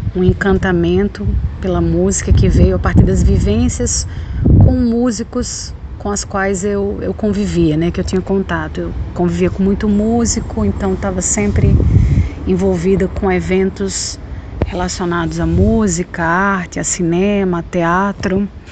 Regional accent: Potiguar, Rio Grande do Norte, Brazil; moved away as an adult; also born or lived in Londrina, Paraná; eu sou potiguar

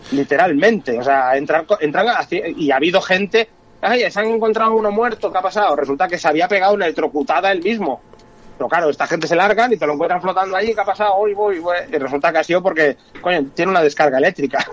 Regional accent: Galicia, Spain; yo soy gallego, vengo de pescador de trucha

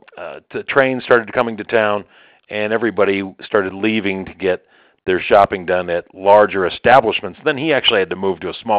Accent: Colorado, United States; also born or lived in Wisconsin / West Virginia / Ohio / Mount Dora, Florida; So I was born in Wisconsin. We moved to Colorado. I grew up here.

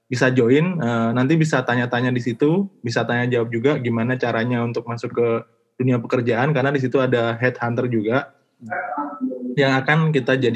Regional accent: Yogyakarta, Special Region of Yogyakarta, Indonesia; nah, di daerah saya tuh di di Jogja itu eh, rata-rata kalau yang nggak ngerti info itu mereka bekerjanya ya bekerja dengan tenaga gitu

